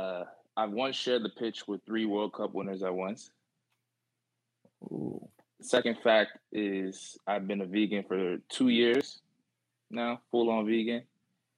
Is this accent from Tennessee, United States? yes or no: no; Germantown, Maryland, United States; also born or lived in Takoma Park, Maryland / Silver Spring, Maryland / Wheaton, Maryland; So I was born in Tacoma Park, like right outside of DC, lived in like, Silver Spring, Wheaton area, for about 5 years, and then moved up, you know, to the suburbs in Germantown, and then lived in Germantown until I moved out the house, and went to college.